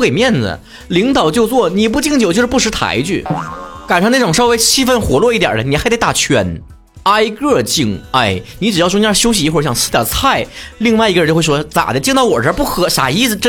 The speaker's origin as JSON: {"language": "Chinese", "region": "Northeast China", "country": "China", "said": "他们肯定会以我是东北人为理由灌我酒。"}